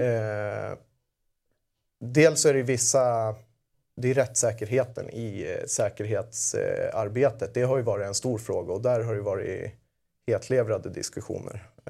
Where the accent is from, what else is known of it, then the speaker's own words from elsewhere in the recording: Södertälje, Stockholm County, Sweden; jag kommer från Södertälje